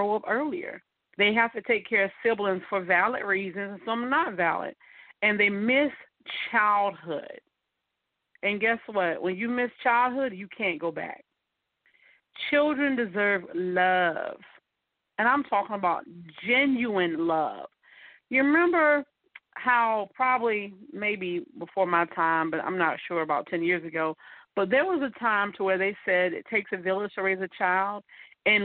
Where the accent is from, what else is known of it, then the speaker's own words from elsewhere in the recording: Mullins, South Carolina, United States; moved away; in a small town where I'm from called Mullins, South Carolina